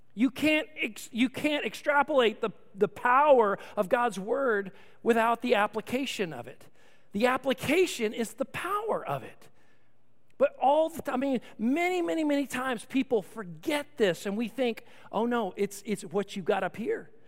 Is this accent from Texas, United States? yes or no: yes; Austin, Texas, United States; I grew up in Austin, Texas